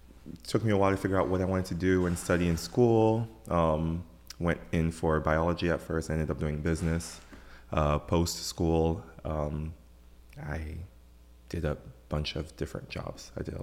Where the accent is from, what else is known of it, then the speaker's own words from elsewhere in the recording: Silver Spring, Maryland, United States; also born or lived in Ivory Coast; So, at the age of 6, moved to the United States, in DC, Maryland, Silver Spring to be more exact. Maryland has been home, for a very, very, very long time. Went to elementary school there, went to a French international school up until, 8th grade.